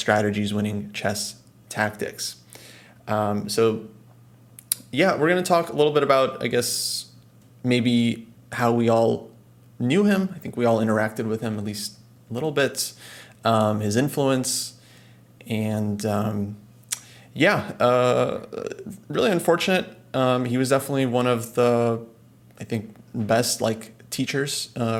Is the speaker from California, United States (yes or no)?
yes; California, United States; we're both from California